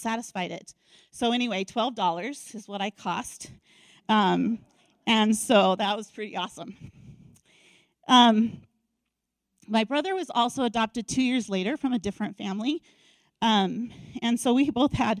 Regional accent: Denver, Colorado, United States; I grew up in Denver, and that's where my parents adopted me

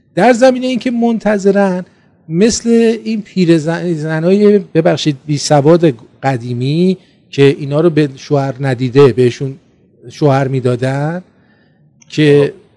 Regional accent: Iran; ما ایرانی هستیم

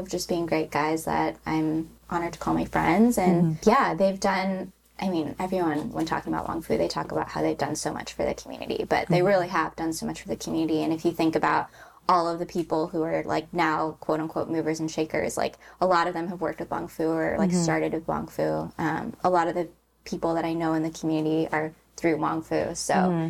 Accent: Illinois, United States; moved away as an adult; now in Los Angeles, United States; I grew up in Illinois in like a very non-Asian area.

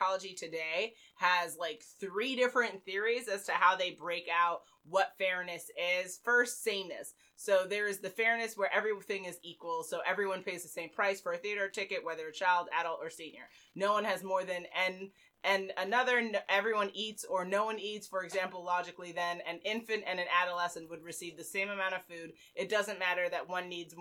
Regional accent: United States; a Black female who is from, born and raised in America with a Caribbean heritage

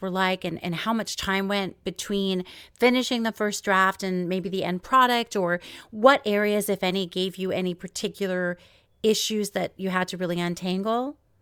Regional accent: New York, United States; also born or lived in Los Angeles; now in Seattle, United States; now I live in Seattle, but I'm from New York

